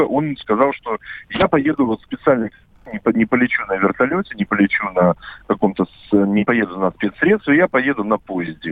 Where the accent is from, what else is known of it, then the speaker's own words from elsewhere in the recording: Khabarovsk, Khabarovsk Krai, Russia; я как хабаровчанин, Э, как человек, который не просто работает на радио «Комсомольская правда», но и живет в этом городе